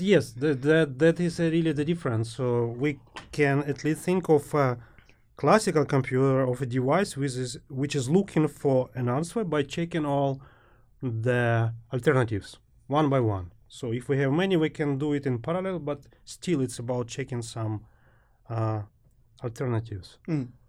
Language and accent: English; Ukraine; moved away as an adult; also born or lived in Germany; Originally from Ukraine.